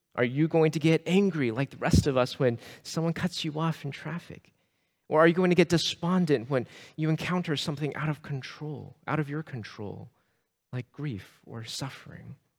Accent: Sugar Land, Texas, United States; I grew up in the Houston area. I grew up in, uh, Sugar Land, Missouri City

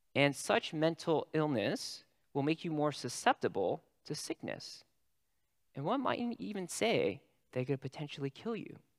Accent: California, United States; I'm a Californian

